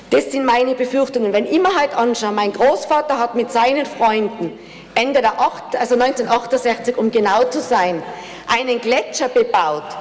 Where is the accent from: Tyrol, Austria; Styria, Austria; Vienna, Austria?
Tyrol, Austria; Und es gibt viele, bei, Gott sei Dank bei uns in Tirol, die alleine dagestanden sind